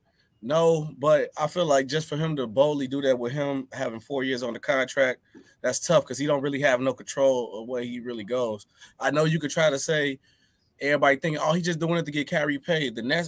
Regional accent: Chicago, Illinois, United States; I'm from Chicago, bro.

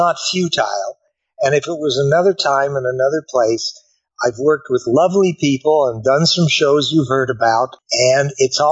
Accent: Colorado, United States; I grew up in Colorado.

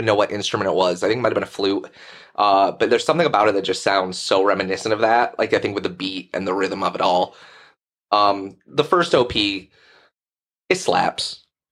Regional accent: United States; I'm American

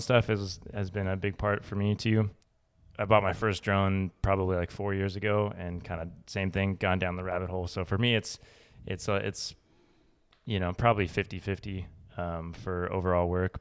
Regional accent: Boulder, Colorado, United States; now in Austin, United States; I grew up in Colorado

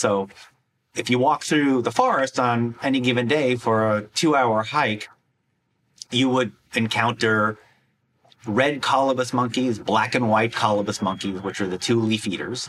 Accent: Wisconsin, United States; my home state of Wisconsin

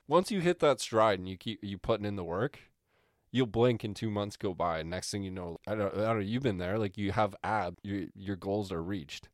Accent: Canada

